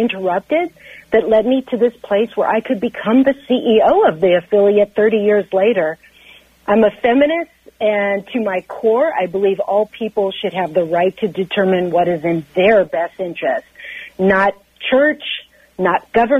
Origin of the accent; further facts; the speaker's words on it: Central Valley of California, United States; I grew up in the Central Valley of California